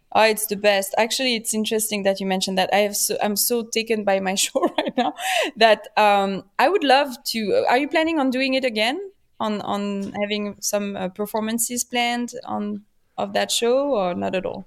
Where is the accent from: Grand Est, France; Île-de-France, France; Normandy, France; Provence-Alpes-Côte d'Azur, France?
Île-de-France, France; Paris; accent: French; English is a second language; also born or lived in Switzerland; now in Los Angeles, United States; I was born in P, in France, in Paris. My family is French